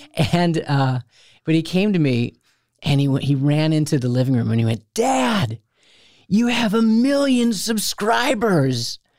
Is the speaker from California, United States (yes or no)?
no; outside of Chicago, Illinois, United States; No, I was raised outside of Chicago.